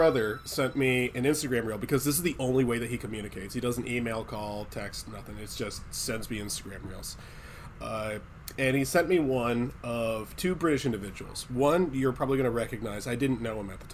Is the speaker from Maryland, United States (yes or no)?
yes; Poolesville, Maryland, United States; I've worked on farms before because I'm from Poolsville.